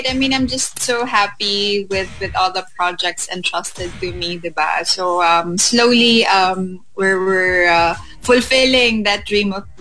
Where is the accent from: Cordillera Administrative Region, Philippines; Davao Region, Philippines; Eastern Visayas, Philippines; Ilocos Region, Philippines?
Davao Region, Philippines; Davao City; moved away; also born or lived in Manila; I'm a provinciana from Davao and then I came into Manila really auditioning.